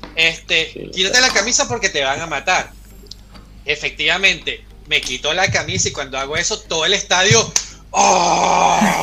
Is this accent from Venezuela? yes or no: yes; Venezuela